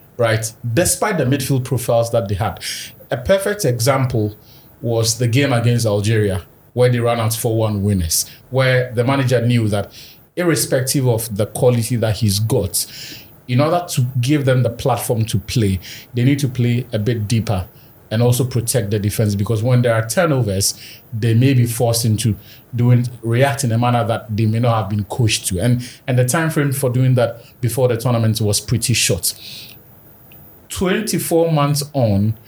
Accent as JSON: {"language": "English", "country": "Ghana", "said": "a Ghanaian football fan"}